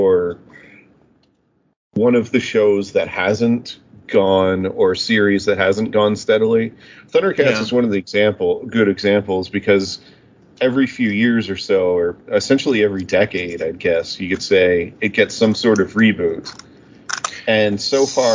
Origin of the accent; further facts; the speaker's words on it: Canada; I'm from Canada, not the States